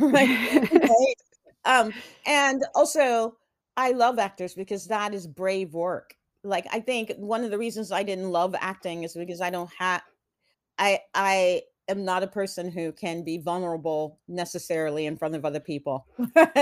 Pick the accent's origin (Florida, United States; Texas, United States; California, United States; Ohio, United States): Texas, United States; Houston; also born or lived in Atlanta, Georgia; I moved from Atlanta to Texas